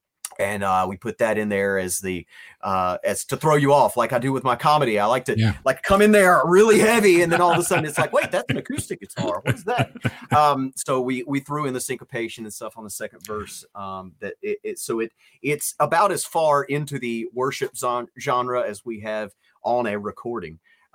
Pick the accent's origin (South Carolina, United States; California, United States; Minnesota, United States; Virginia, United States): Virginia, United States; I don't know where my accent is from. Apparently somewhere in the Midwest. But I'm from Virginia.